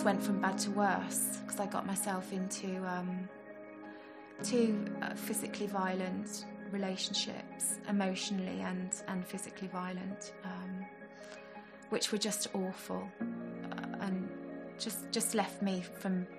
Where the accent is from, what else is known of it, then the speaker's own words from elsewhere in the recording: Staffordshire, West Midlands, United Kingdom; I grew up in Staffordshire.